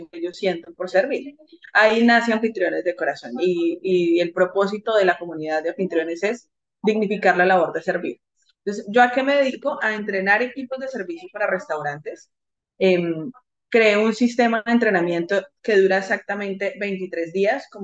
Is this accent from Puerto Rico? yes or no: no; Colombia; creo que la mayoría de personas acá somos colombianos